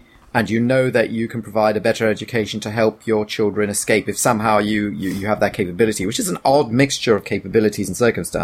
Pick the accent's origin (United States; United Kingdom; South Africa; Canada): United Kingdom; Leeds, Yorkshire and the Humber; also born or lived in Hull; from Leeds